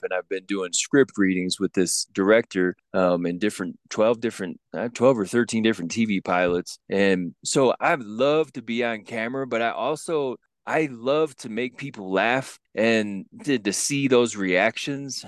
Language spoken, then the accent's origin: English; Grand Rapids, Michigan, United States; now in Denver, United States; Originally from a little place in Michigan, but I'm in the Mile High City, Denver, Colorado